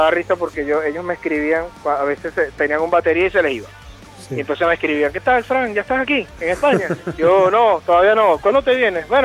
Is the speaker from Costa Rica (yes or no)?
no; Venezuela; yo soy de Venezuela y yo, yo escucho la banda y soy fanático de la banda prácticamente desde que sé que existen